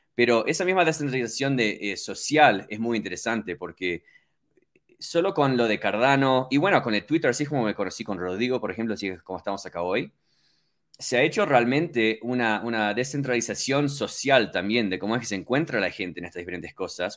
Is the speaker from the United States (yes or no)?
yes; Miami, Florida, United States; moved away as an adult; also born or lived in Uruguay; now in Colorado, United States; yo nací originalmente en Uruguay y eh, mis padres se mudaron a Estados Unidos cuando tenía tres años. Entonces, yo básicamente toda mi infancia estuve en, Miami, en, en Florida, y estuve casi 20 años